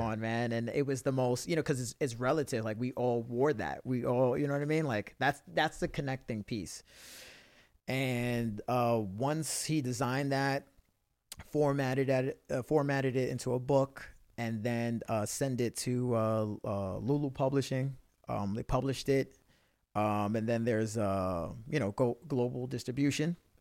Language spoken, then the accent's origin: English; New York City, New York, United States; I'm a kid from the Bronx